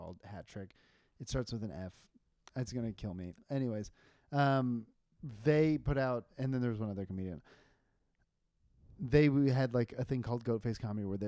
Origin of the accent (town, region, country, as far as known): Pakistan